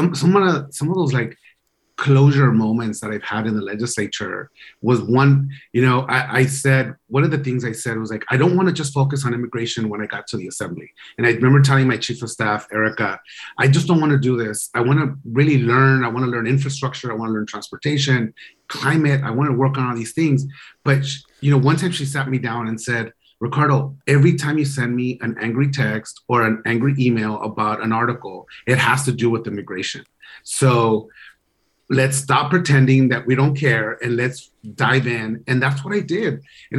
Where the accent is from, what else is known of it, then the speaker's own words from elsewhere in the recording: Los Angeles, California, United States; accent: LA; I'm like, no, that's my LA accent.